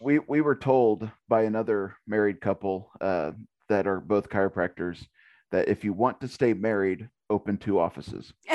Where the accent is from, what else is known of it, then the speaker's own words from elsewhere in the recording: Little River, Kansas, United States; born and raised in Little River.